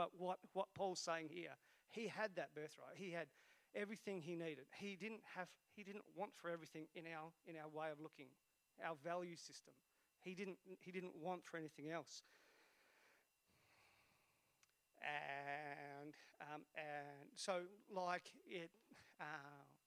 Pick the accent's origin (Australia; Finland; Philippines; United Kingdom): Australia; Esperance, Western Australia; moved away; I was brought up in Esperance. And back then, Esperance was a really small town.